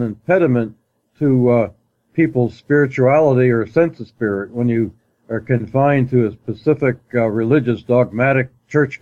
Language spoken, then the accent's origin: English; Greenwich, Connecticut, United States; also born or lived in Astoria, New York; Where I grew up was Connecticut, Greenwich, Connecticut, way back before the Connecticut Turnpike and when it was still a small New England town on Long Island Sound.